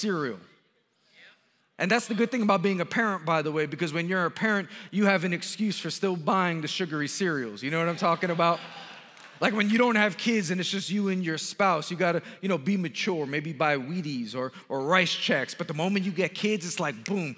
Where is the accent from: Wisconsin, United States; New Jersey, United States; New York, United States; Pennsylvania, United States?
New York, United States; New York City; I'm born and raised in Queens, New York.